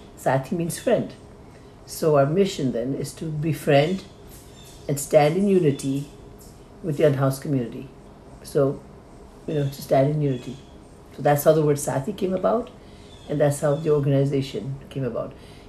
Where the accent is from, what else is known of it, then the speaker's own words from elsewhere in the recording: Nepal; Nepalis, I'm from Nepal